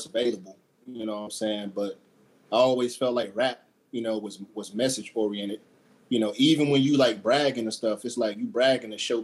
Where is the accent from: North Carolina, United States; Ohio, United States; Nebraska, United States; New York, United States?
North Carolina, United States; near Seymour Johnson; I got stationed to Seymour Johnson, which is like 25 minutes outside of my hometown